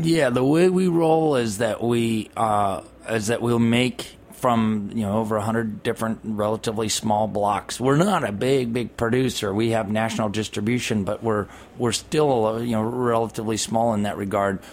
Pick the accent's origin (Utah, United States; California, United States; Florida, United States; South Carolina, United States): California, United States; I'm from California